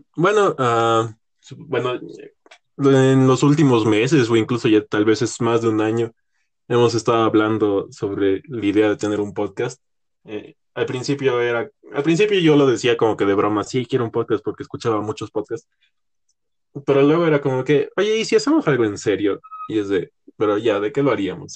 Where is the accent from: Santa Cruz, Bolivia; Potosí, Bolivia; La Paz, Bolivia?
La Paz, Bolivia; estábamos en un colegio aquí en, aquí en La Paz, Bolivia